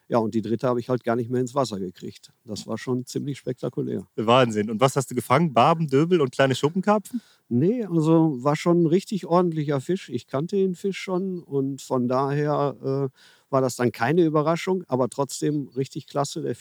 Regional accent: Herne, North Rhine-Westphalia, Germany; Also ursprünglich komme ich aus Herne und habe dort auch ganz viel die Kanäle meiner Umgebung beangelt.

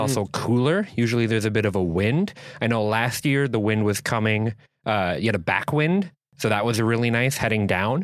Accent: Minneapolis, Minnesota, United States; now in Door County, United States; I come from Minneapolis, so didn't really have much of a night sky

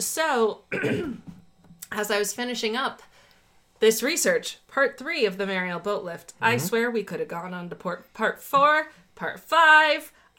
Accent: South Florida, United States; I was born in South Florida, mostly grew up there

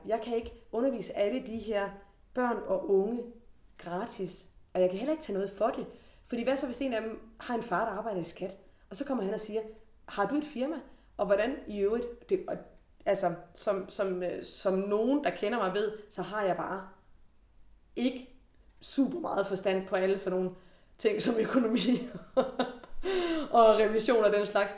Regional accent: Denmark; da jeg var barn i Forborg

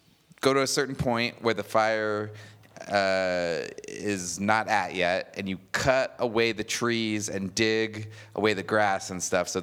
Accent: Payson, Arizona, United States; I'm from Payson, Arizona

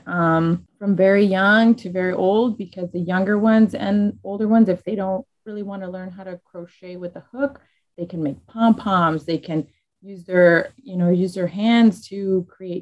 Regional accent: Chicago, Illinois, United States; I'm from Little Village.

